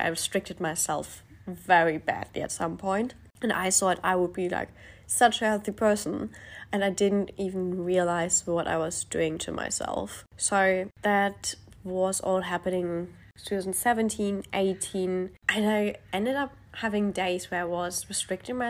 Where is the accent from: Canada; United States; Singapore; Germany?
Germany; moved away as an adult; now in Australia; I live in Australia, however, I grew up in Europe. I am actually German, and I live in Australia for the last 3 years and a bit.